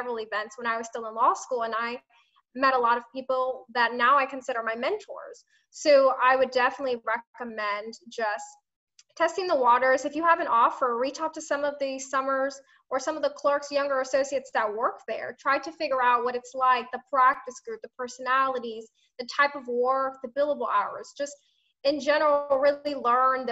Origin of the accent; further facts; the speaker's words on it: Tampa, Florida, United States; I was born and raised in Tampa